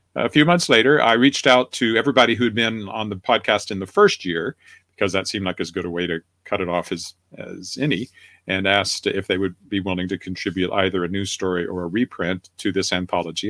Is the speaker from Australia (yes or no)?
no; Weyburn, Saskatchewan, Canada; now in Regina, Canada; I was editor of a newspaper at the age of 24 in Weyburn, Saskatchewan, my hometown